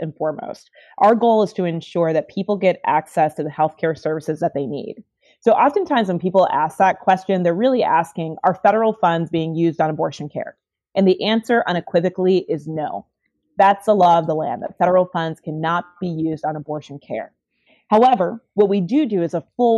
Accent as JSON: {"language": "English", "town": "Chicago", "region": "Illinois", "country": "United States", "tie": "born or raised there", "said": "I grew up in Chicago, Illinois"}